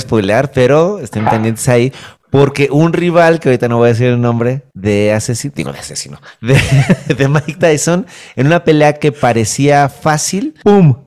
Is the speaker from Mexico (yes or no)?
yes; Mexico City, Mexico; Yo soy del, Olivar del Conde